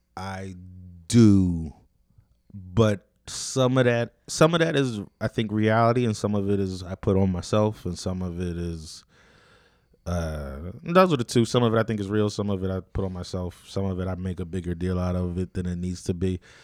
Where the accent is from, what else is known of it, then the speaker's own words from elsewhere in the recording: United States; I grew up in Renton, which is another like fucked up area, but not it's not North Philly either